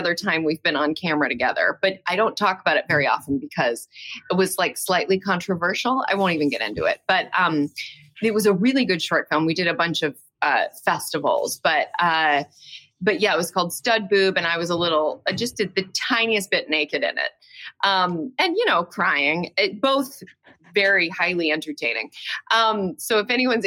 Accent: New York City, New York, United States; moved away as an adult; now in Los Angeles, United States; I'm from New York. I was born in New York.

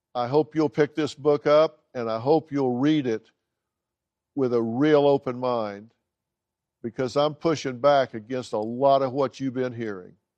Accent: Dallas, Texas, United States; Parker University College of chiropractic in my hometown, Dallas, Texas.

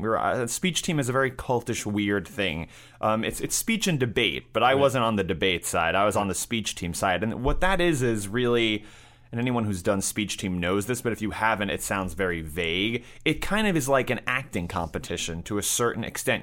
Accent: New York City, New York, United States; I grew up in New York City and I went to high school in Manhattan.

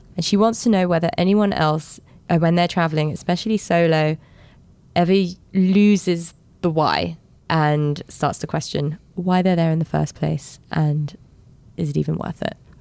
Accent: London, United Kingdom; when I was growing up in London

